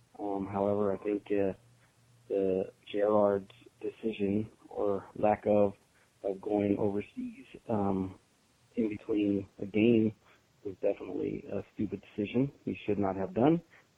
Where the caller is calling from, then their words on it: San Diego, California, United States; I'm calling from San Diego.